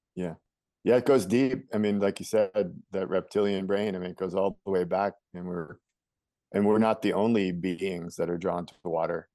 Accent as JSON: {"language": "English", "town": "New York City", "region": "New York", "country": "United States", "tie": "born or raised there", "said": "I was born in New York City"}